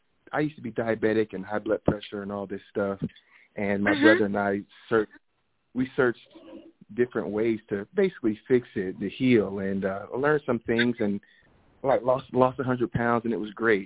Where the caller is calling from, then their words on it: Phoenix, Arizona, United States; I'm calling from Arizona, Phoenix, Arizona.